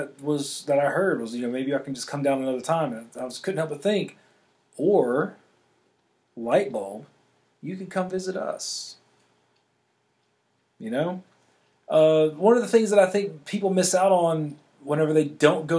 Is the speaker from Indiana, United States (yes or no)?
no; Louisiana, United States; moved away; I'm born and raised in Louisiana